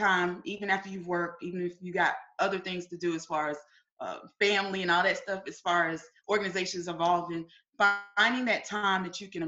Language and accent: English; Winston-Salem, North Carolina, United States; now in Columbia, United States; I'm originally from Winston-Salem, North Carolina. I'm here in Columbia, South Carolina